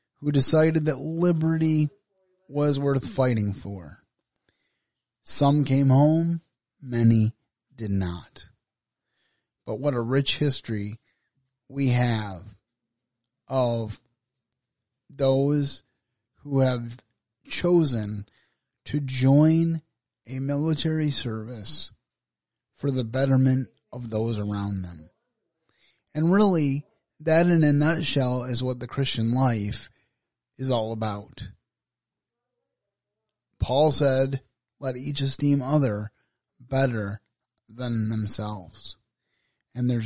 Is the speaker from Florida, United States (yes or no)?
no; Michigan, United States; my home state of Michigan